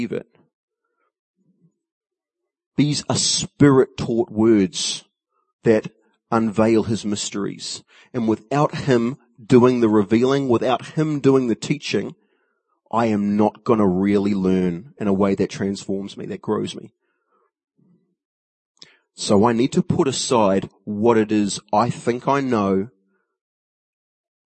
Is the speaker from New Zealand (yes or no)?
yes; New Zealand; As a Kiwi